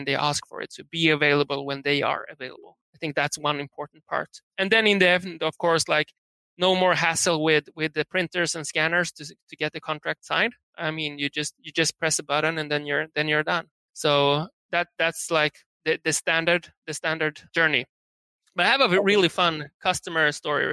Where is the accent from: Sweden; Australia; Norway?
Sweden; moved away as an adult; also born or lived in San Francisco; we are from Sweden, living in San Francisco back then